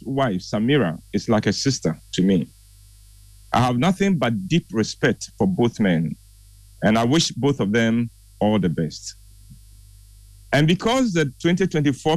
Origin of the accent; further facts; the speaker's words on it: Ghana; As a Ghanaian